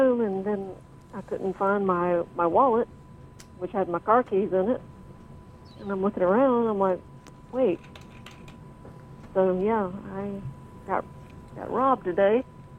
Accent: the South, United States; moved away; originally I'm from the South

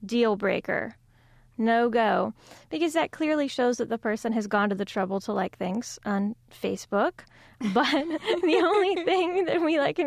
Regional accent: South Carolina, United States; my home state of South Carolina

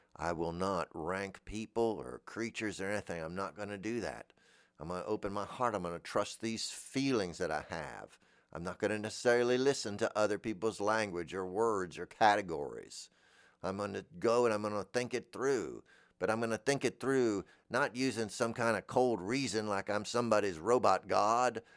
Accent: Florida, United States; I'm from Florida

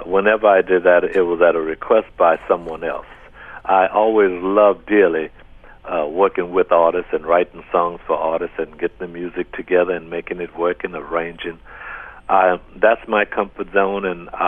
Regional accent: New Orleans, Louisiana, United States; I didn't find it to be a rough place to grow up

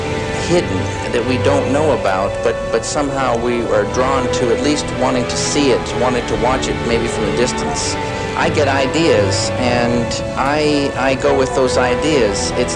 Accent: Northwest, United States; I grew up in the Northwest in a very, very beautiful world

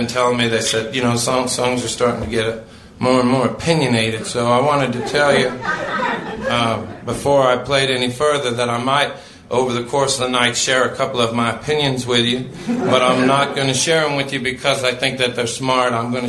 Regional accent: Portland, Oregon, United States; I come from Portland, Oregon, banned from my hometown

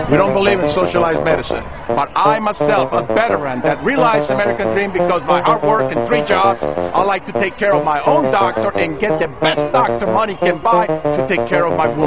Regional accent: Nicaragua; now in United States; am originally from Nicaragua. I run away from communism.

